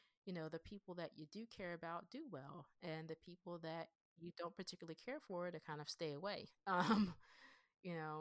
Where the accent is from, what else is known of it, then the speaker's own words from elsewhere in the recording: Pennsylvania, United States; accent: Pennsylvanian; I sound like a Pennsylvanian black girl who was raised in the WAC suburbs